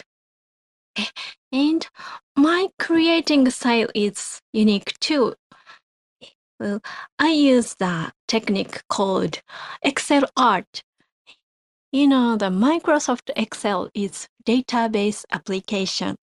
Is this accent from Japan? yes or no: yes; Japan; from Japan